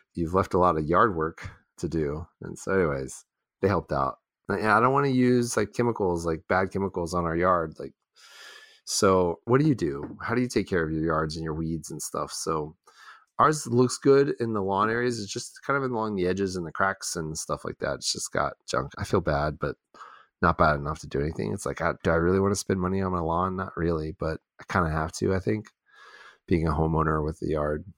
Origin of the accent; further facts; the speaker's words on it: Texas, United States; also born or lived in Houston / Dallas; I'm I'm from Texas, but I'd never really been to Austin. So I was a Houston and Dallas guy, you know, like well, not guy, I was a kid